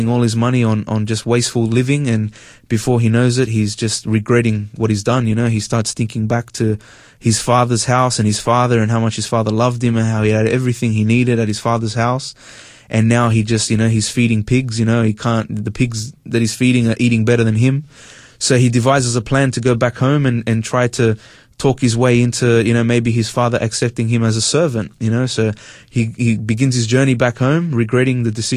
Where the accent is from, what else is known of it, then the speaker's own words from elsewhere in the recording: Sydney, New South Wales, Australia; I grew up in Sydney. I'm Hispanic. I father's from Spain, mother's from Peru.